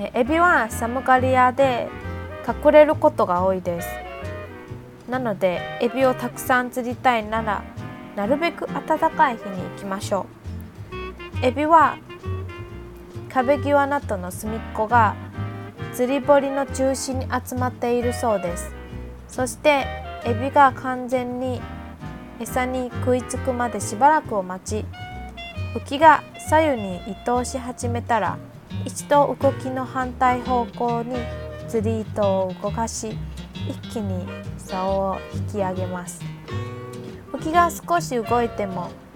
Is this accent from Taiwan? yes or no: yes; Tainan, Taiwan; 私の地元台南